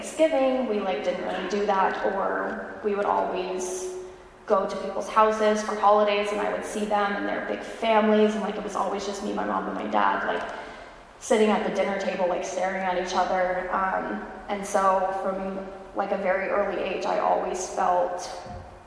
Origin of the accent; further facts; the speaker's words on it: California, United States; moved away as an adult; now in Raleigh, United States; I was born and raised in California